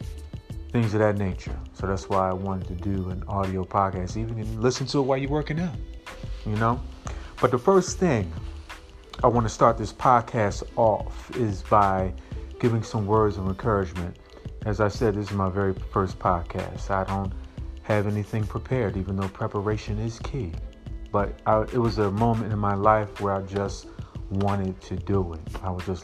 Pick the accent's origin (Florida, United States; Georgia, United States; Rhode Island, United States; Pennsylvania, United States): Pennsylvania, United States; Philadelphia; I'm from that city of Philly, Philadelphia, Pennsylvania.